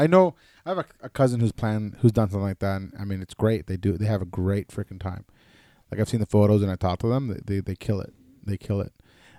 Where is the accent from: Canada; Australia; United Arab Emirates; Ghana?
Canada; like, as a Canadian, you still have to, you're supposed to isolate for 2 weeks upon returning from a foreign country, right?